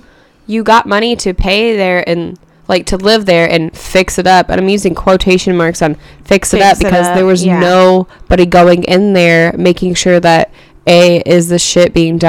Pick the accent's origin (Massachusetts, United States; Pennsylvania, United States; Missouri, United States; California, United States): Missouri, United States; Ashland; also born or lived in Jefferson City, Missouri; now in Columbia, United States; I grew up in Ashland